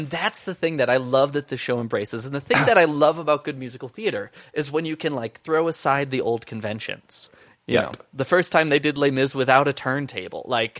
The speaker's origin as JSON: {"language": "English", "region": "Midwest", "country": "United States", "tie": "born or raised there", "moved": "yes", "said": "I grew up in the Midwest. I live in the mountains now."}